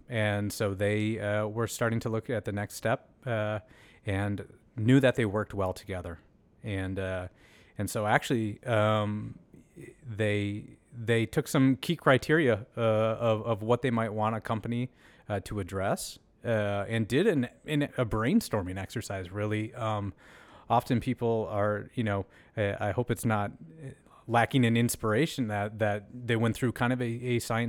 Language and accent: English; Red Wing, Minnesota, United States; Yeah, so not far from here. I was born and raised in Red Wing, Minnesota. A nice town, especially as you reflect on your upbringing, a nice blue-collar, working-class place